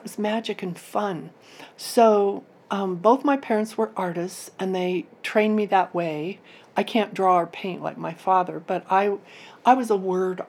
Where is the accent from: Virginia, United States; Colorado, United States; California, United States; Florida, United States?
Colorado, United States; Durango; I grew up in Durango, Colorado.